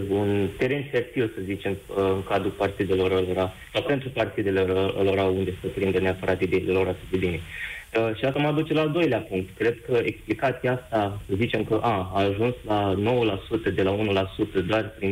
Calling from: Germany; Uh, vă sunt din Germania.

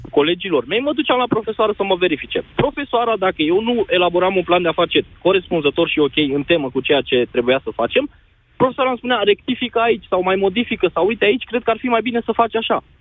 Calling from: Bucharest, Romania; din București.

